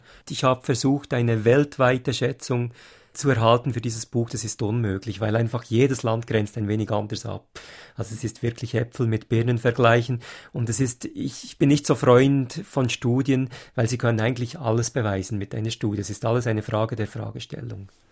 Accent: Switzerland; als Schweizer

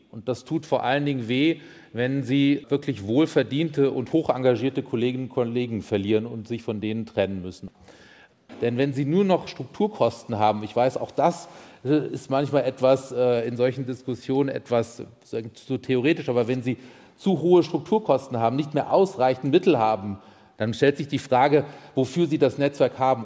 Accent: Rhineland, Germany; moved away; also born or lived in Nancy; als Rheinländer

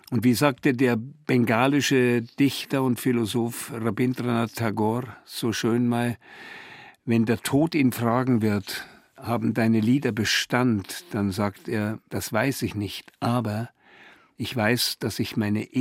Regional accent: Bavaria, Germany; Komischerweise als Bayer

